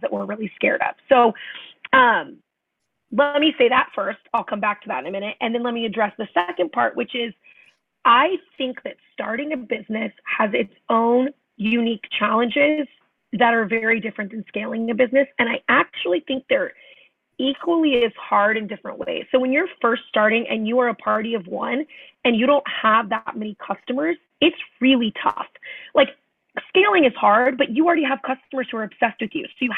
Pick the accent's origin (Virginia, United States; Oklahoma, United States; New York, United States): Oklahoma, United States; Tulsa; I was born in Oklahoma, in Tulsa, Oklahoma, and five kids in my family. So I'm the fourth of five